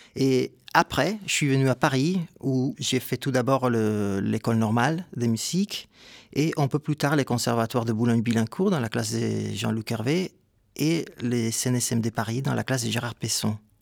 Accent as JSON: {"language": "French", "town": "Ponce", "country": "Puerto Rico", "tie": "born or raised there", "also_born_or_lived": "San Juan, Puerto Rico", "moved": "yes", "said": "Je viens de Porto Rico"}